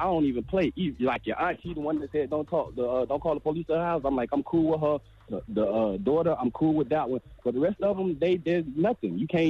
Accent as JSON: {"language": "English", "town": "Tampa", "region": "Florida", "country": "United States", "said": "I'm in St. Pete. I'm from Tampa."}